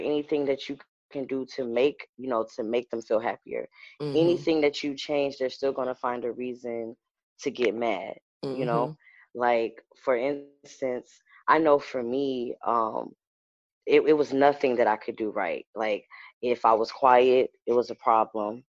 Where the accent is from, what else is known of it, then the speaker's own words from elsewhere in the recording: Detroit, Michigan, United States; moved away as an adult; now in Philadelphia, United States; I'm from Detroit, Michigan.